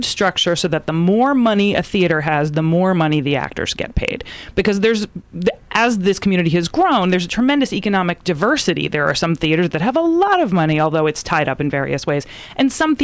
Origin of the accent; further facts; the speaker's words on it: Freehold, New Jersey, United States; I'm Jersey.